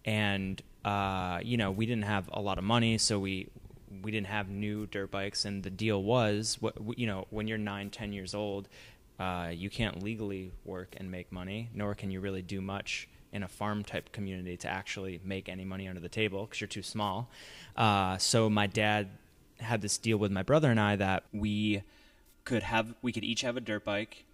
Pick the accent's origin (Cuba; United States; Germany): United States; Rochester, New York; moved away; I'm from Rochester.